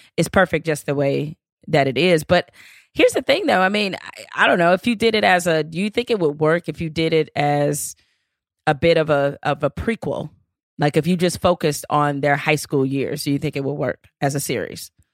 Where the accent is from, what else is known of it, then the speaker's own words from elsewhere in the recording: Detroit, Michigan, United States; me growing up in Detroit